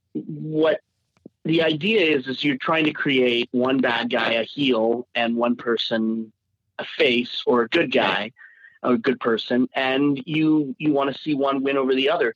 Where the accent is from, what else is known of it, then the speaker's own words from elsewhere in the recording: Alberta, Canada; now in Toronto, Canada; growing up in Alberta, Canada